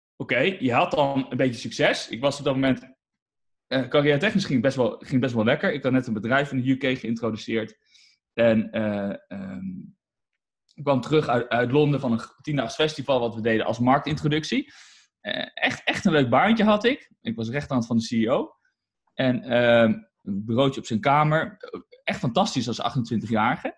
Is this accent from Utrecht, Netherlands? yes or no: yes; Utrecht, Netherlands; ik ben in Utrecht en daar woon ik eigenlijk al mijn hele leven